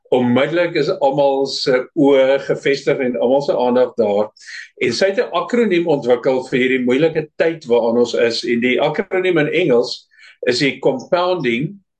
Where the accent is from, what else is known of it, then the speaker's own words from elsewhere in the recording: Namibia; moved away as an adult; also born or lived in Pretoria / Mossel Bay; now in Cape Town, South Africa; Ek is in Namibië gebore en daar groot geword, skool gegaan, ou diensplig gedoen.